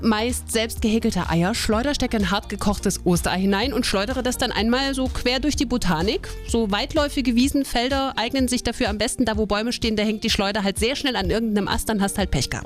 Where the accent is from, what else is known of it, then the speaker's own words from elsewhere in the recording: Holzland, Thuringia, Germany; ich komme ja gebürtig aus dem Holzland